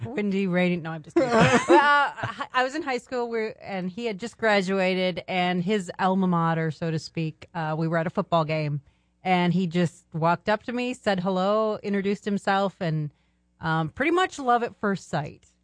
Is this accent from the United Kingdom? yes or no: no; Minnesota, United States; also born or lived in Germany / Alaska / Arizona; now in Michigan, United States; We grew up in Minnesota.